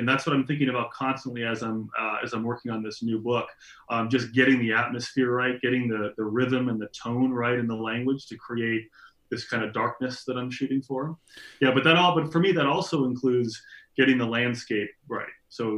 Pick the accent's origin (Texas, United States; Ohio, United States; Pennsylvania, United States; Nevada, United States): Nevada, United States; Las Vegas; also born or lived in Henderson, Nevada; now in Nebraska, United States; I grew up in Las Vegas, but I've gone back home to Nevada several times over the past 20 years